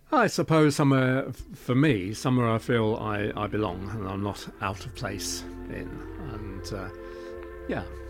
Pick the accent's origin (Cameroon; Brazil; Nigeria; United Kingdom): United Kingdom; Twickenham, London; also born or lived in Eel Pie Island; I was brought up in Twickenham, but unfortunately we had to move when I was about 3 years old